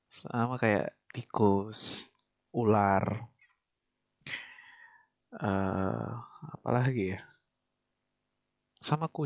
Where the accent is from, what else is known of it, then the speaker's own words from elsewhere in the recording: Manado, North Sulawesi, Indonesia; gue lahir dan besar di Manado